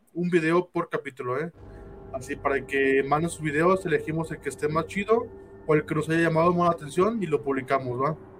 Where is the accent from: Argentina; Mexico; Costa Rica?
Mexico; Guadalajara, Jalisco; somos de Guadalajara, Jalisco